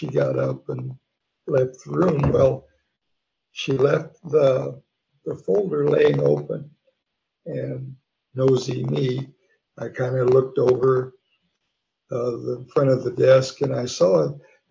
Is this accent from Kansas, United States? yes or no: yes; Wichita, Kansas, United States; also born or lived in Oklahoma; I was born actually in Wichita, Kansas